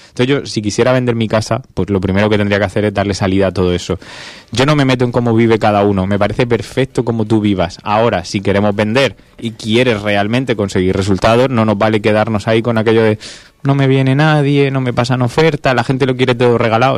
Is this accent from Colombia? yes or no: no; Region of Murcia, Spain; somos murcianos